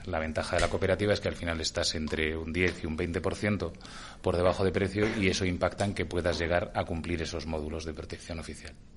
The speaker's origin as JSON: {"language": "Spanish", "town": "Burgos", "region": "Castile and León", "country": "Spain", "moved": "yes", "lives_now": "Madrid, Spain", "said": "soy burgalés y de familia de León"}